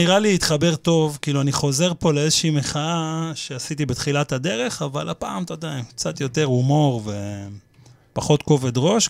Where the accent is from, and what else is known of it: Petah Tikva, Central District, Israel; born or raised there; now in Kiryat Ono, Israel